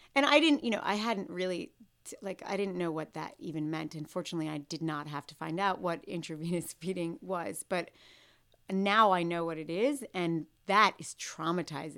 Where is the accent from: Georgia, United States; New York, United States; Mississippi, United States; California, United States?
New York, United States; New York City; I grew up in New York City